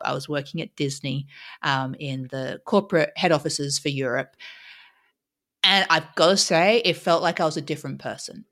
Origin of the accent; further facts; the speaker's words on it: Australia; moved away; we're both Aussie originally, um, and so I grew up in Australia